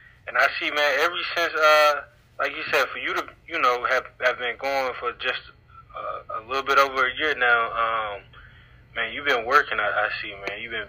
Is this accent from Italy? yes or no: no; Dallas, Texas, United States; I know I'm from the Grove, but, man, when I stayed in Kingston Polk